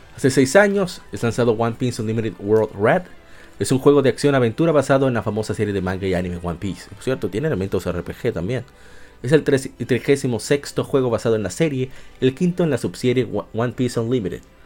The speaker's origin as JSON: {"language": "Spanish", "country": "Dominican Republic", "said": "nosotros los dominicanos"}